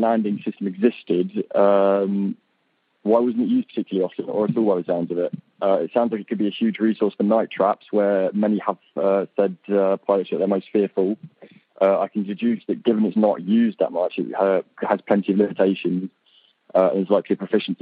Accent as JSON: {"language": "English", "town": "Maidstone", "region": "South East England", "country": "United Kingdom", "said": "I'm from Maidstone in Kent, which is just south of London, in the UK"}